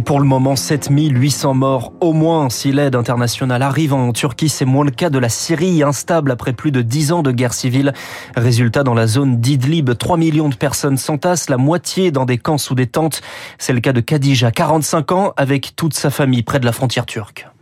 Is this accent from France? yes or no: yes; France; Chez nous, en France